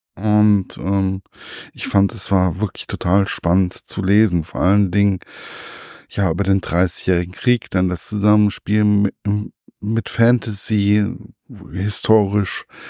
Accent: Germany; bei uns im deutschen Geschichtsunterricht

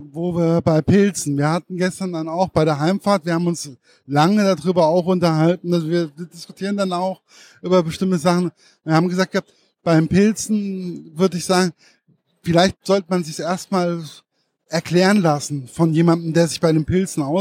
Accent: Hesse, Germany; Was ich auch sehr interessant fand als Hesse

